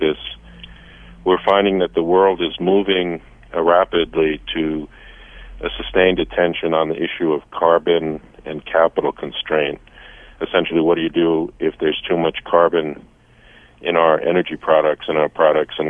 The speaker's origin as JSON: {"language": "English", "town": "Saratoga", "country": "United States", "tie": "born or raised there", "said": "my hometown of Saratoga"}